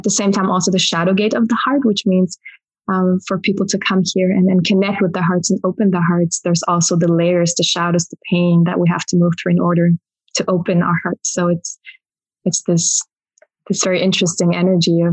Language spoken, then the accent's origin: English; Germany; moved away as an adult; also born or lived in Berlin, Germany; now in Glastonbury, United Kingdom; Originally I'm from Germany.